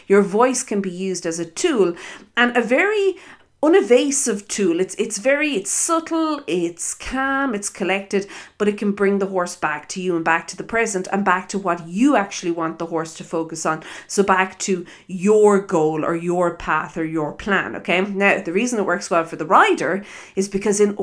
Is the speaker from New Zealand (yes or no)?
no; Ireland; accent: Irish; also born or lived in South Africa; I am Irish, if you listen to my accent